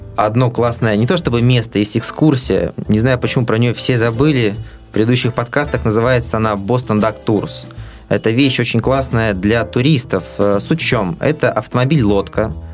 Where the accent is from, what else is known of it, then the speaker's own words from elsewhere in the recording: Russia; мы из России